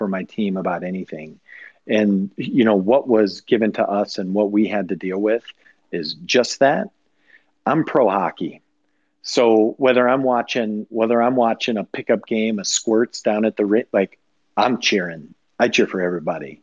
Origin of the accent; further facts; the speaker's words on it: Rochester, Minnesota, United States; moved away; I grew up just outside of Rochester